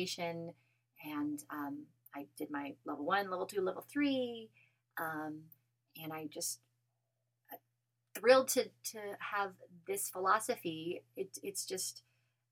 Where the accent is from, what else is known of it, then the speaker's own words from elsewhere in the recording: Colorado, United States; now in New Mexico, United States; I'm originally from Colorado, and so I was spending the summers a little bit in Colorado still.